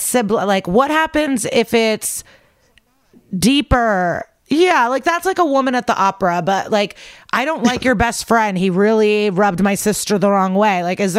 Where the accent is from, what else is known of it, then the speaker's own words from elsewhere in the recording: Odesa, Odesa Oblast, Ukraine; now in United States; So we are Russian, but I was born in Ukraine, in Odessa. So like on the Black Sea.